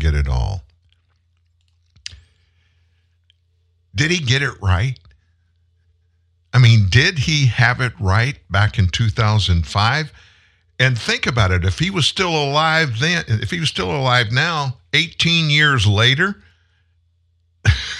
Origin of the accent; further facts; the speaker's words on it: United States; I'm one American